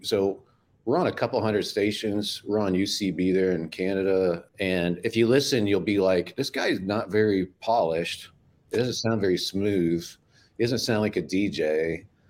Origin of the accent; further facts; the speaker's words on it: Midwest, United States; now in Florida, United States; I'm from the Midwest.